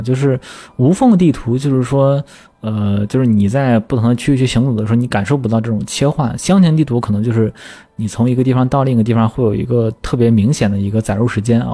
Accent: Shandong, China; 我山东人嘛

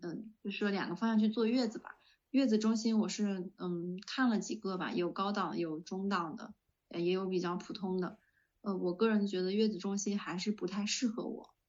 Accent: northern China, China; 我是北方人

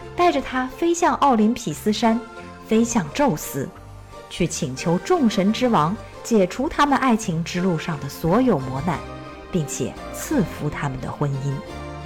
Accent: China; 我们中国人呢，通常管它们叫做北斗七星

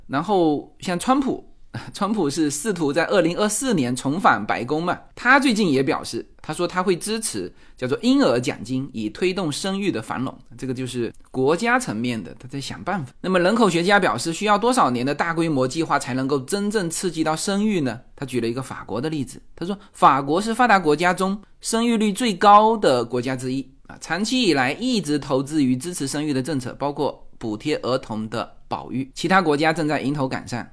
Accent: China; 我们中国人

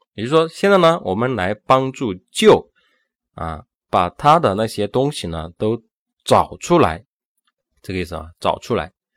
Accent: China; 我们中国人

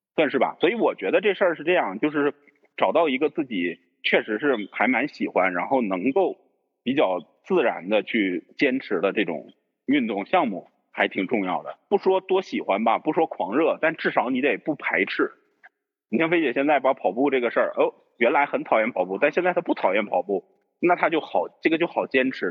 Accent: Northerners, northern China, China; also born or lived in Yunnan; 咱们都是北方人嘛

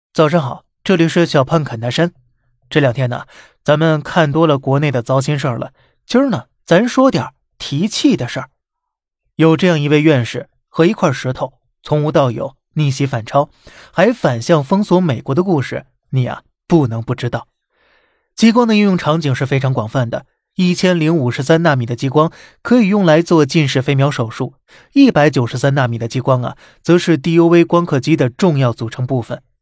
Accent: China; 属于我们中国人自己的路

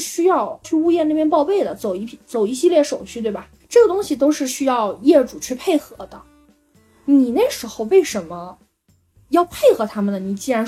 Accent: China; first language Wu Chinese; 就是我的母语是吴语，你知道吗？

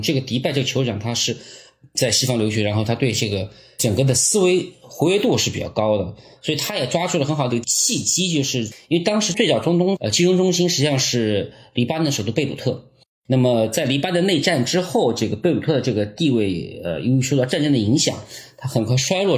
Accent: China; 如果以我们中国人这个训练的要求硬件水平来看

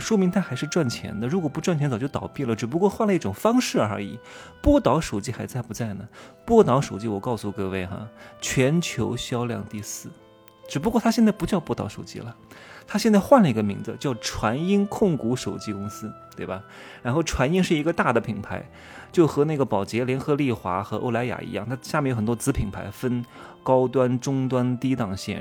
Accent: China; 我也是中国的男人

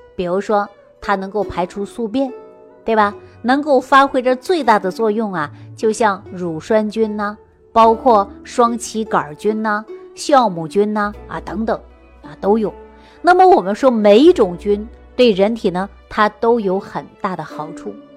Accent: Sichuan, China; 我们四川人喜欢吃泡菜

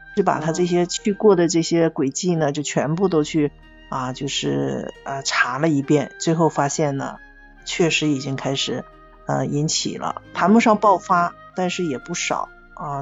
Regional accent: Dalian, Liaoning, China; 我们大连人

